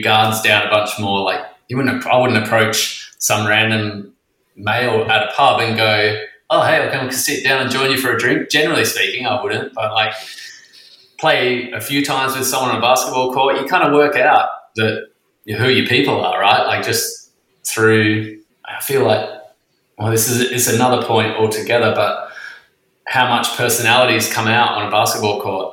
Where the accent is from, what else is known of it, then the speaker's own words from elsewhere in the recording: Western Australia, Australia; also born or lived in Queensland; now in Sydney, Australia; I grew up in Western Australia and then lived in Queensland for 10 years, and then I've been in Sydney for 10.